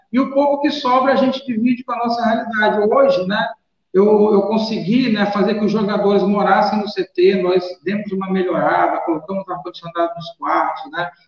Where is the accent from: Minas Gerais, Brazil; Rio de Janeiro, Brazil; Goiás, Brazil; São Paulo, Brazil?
Rio de Janeiro, Brazil; now in Maranhão, Brazil; Eu, quando eu cheguei no Maranhão, sabe que eu sou carioca, né? Eu cheguei em 91.